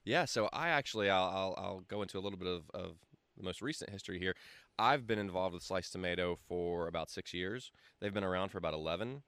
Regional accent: Greenville, South Carolina, United States; I've been here my whole life

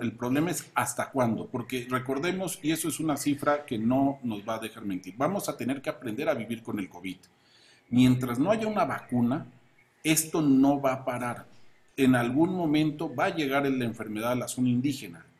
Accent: Chiapas, Mexico; En Chiapas sufrimos un sistema de salud saqueado por gobiernos anteriores

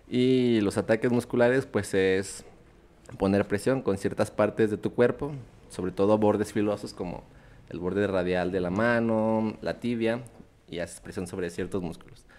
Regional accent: Zacatecas, Mexico; also born or lived in Mexico City / Aguascalientes; Soy eh, originario de la Ciudad de México, pero ya llevo toda mi vida acá en Zacatecas. Algunos años los pasé en Aguascalientes

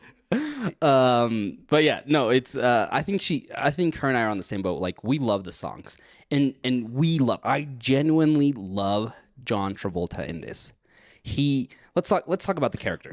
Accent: United States; also born or lived in Mexico; Even though I grew up here in the States

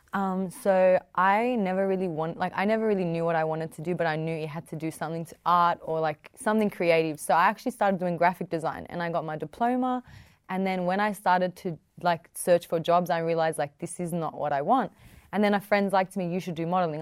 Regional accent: the West, New South Wales, Australia; I'm young. I'm Middle Eastern. I come from the West.

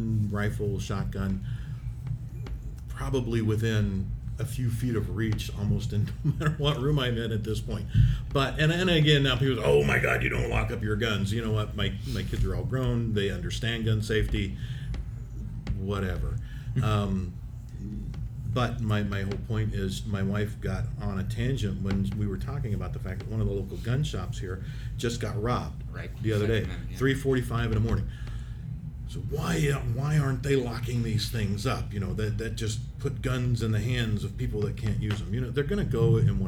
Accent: Independence, Missouri, United States; I grew up in Independence, Missouri

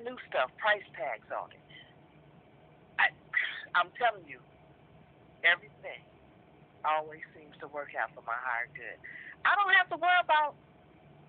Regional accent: San Francisco, California, United States; I'm born and raised in San Francisco.

